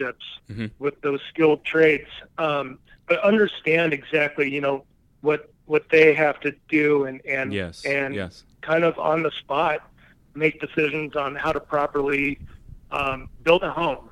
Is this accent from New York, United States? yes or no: no; Boulder, Colorado, United States; also born or lived in Laramie, Wyoming; My roots started in Boulder, Colorado, mm-hmm. and pretty much most of my entire life, I've been in the state